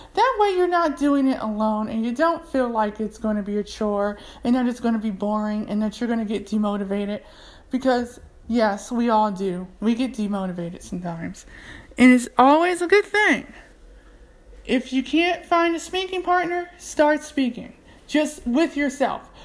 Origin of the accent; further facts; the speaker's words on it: United States; accent: American English; first language English; I'm from America. I speak American English